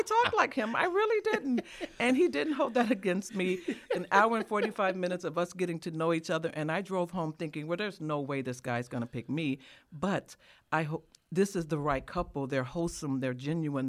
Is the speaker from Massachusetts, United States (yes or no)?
no; Chicago, Illinois, United States; a black person born and raised in Chicago